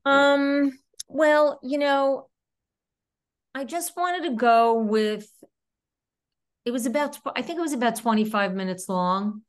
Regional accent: New York City, New York, United States; accent: New York; I was raised in Queens

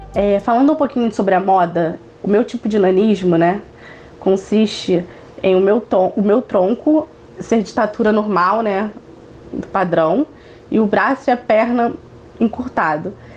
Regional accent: Niterói, Rio de Janeiro, Brazil; sou do Rio de Janeiro, da cidade de Niterói

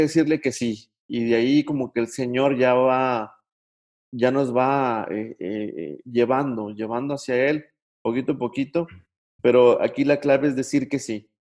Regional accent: Mexico; uno como mexicano

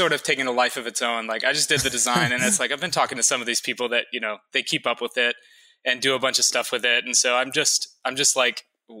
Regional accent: Louisiana, United States; born there; I like to say I'm not really from anywhere, because I was born in Louisiana and then moved around a lot.

